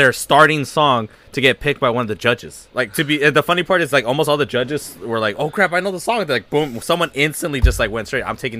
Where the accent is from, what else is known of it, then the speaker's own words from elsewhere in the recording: Southern California, United States; I grew up in Southern California. I'm still in SoCal.